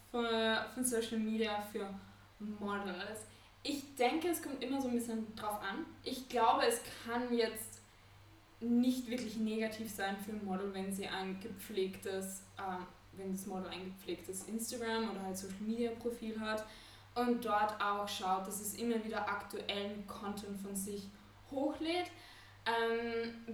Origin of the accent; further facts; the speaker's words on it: Vienna, Austria; also born or lived in Copenhagen; Ich bin Fotografin und AR-Designerin. Ich komme aus Wien, lebe aber auch, ähm, pendel zwischen Wien und Kopenhagen weil ich in beiden Städten Kunden und so weiter habe